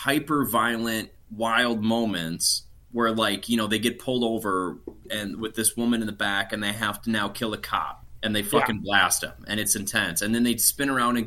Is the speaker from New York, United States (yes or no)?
no; Minnesota, United States; accent: Minnesota; my accent's coming out